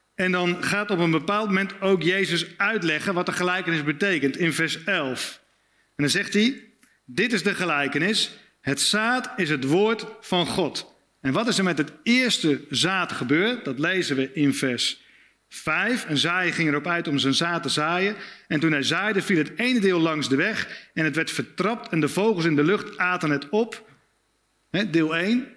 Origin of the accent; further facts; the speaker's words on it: Spakenburg, Utrecht, Netherlands; Ik kom uit Spakenburg, klein plaatsje, vissersdorp. 20.000 inwoners, heel veel kerken.